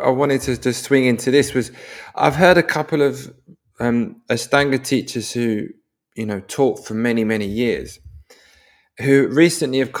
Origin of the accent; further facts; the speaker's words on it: London, United Kingdom; now in Norway; I live in Norway. I'm originally from London, which is definitely a confrontational place